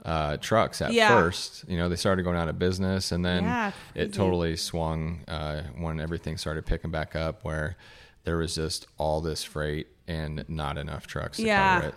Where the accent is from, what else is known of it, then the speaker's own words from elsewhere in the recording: Muscatine, Iowa, United States; I am from Muscatine.